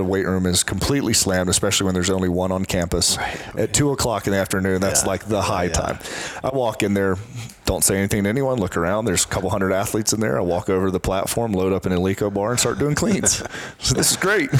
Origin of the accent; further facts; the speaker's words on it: Columbia, South Carolina, United States; I'm from Columbia, South Carolina